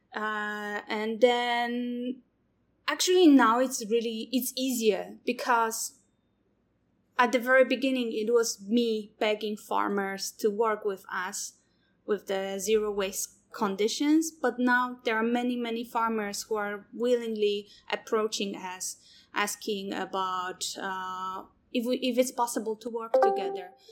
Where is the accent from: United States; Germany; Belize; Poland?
Poland; moved away as an adult; also born or lived in Taiwan; now in Taichung, Taiwan; I'm from Poland.